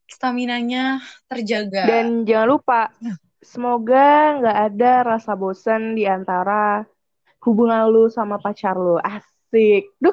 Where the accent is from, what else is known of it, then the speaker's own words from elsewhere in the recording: West Nusa Tenggara, Indonesia; asal gue dari Lombok, terus gue satu kelas, satu kampus sama Haura.